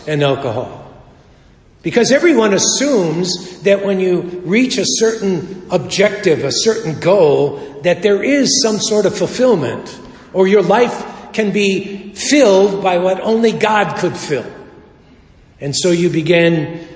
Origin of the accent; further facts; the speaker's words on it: Chicago, Illinois, United States; We were raised in Chicago.